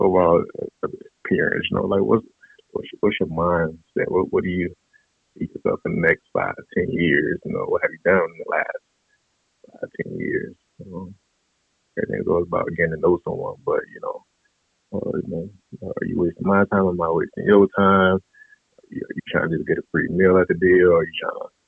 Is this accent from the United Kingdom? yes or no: no; Lake City, Florida, United States; moved away as an adult; now in Washington, D.C., United States; I'm from Lake City, Florida.